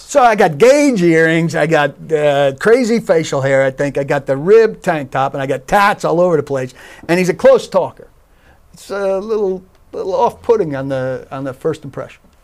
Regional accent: New York area, United States; I grew up in the New York area

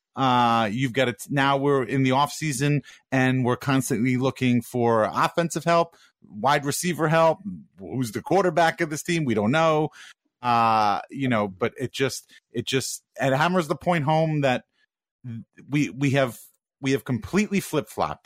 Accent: New York, United States; I'm from New York

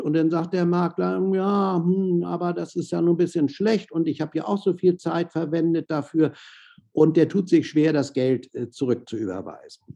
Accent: Hamburg, Germany; also born or lived in Miami / Monaco / Southern France; Hamburger, in, in Hamburg zur Schule gegangen, hier studiert

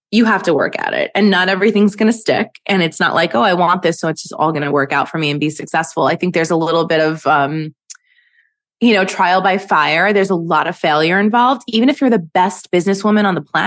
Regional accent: New York City, New York, United States; also born or lived in Manhattan; I live in Manhattan. I grew up in Brooklyn.

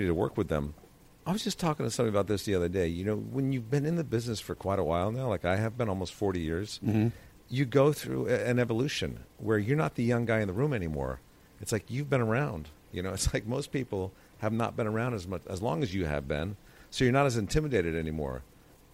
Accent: Connecticut, United States; I grew up in Connecticut

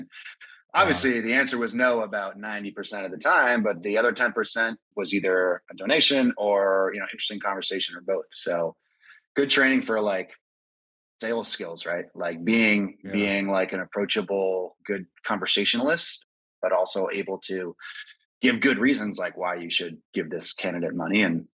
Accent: West Coast, United States; I am from the West Coast. I love a nice, just piercingly bitter West Coast IPA.

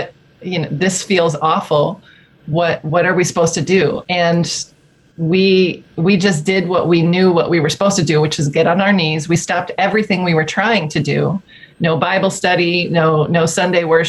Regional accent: New Jersey, United States; moved away as an adult; now in Grand Rapids, United States; I'm an East Coast girl originally, born and raised in New Jersey

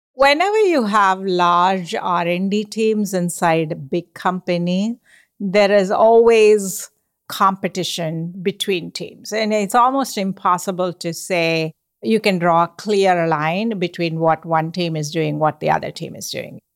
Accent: India; moved away as an adult; now in United States; I grew up in India

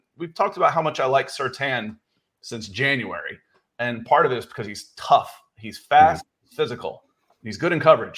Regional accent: Atlanta, Georgia, United States; that's what was strange growing up in Atlanta, is you only got to watch your team when they were on the road in the 80s.

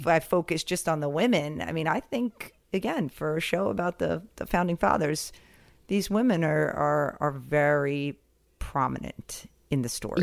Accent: Westhampton, New York, United States; I grew up in West Hampton

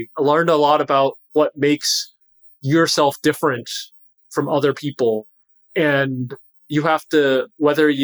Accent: California, United States; moved away as an adult; also born or lived in Boston; I grew up in California

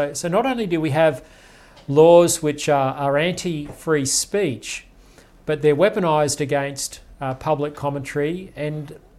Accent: Toowoomba, Queensland, Australia; growing up in Toowoomba in Queensland

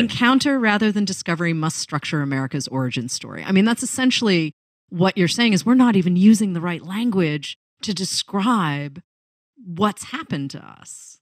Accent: outside of Boston, Massachusetts, United States; moved away as an adult; also born or lived in Los Angeles; now in New York, United States; I grew up outside of Boston

